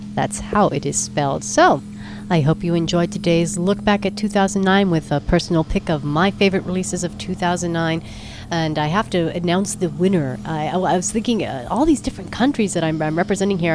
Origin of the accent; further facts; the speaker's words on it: San Francisco, California, United States; San Francisco, my hometown